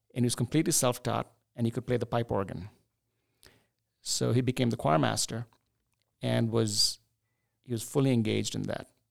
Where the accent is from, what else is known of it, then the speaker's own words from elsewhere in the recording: Chennai, Tamil Nadu, India; also born or lived in New Delhi, India / Pittsburgh, United States; now in United States; growing up in India, in southern India, in the city of Chennai, which was called Madras at that time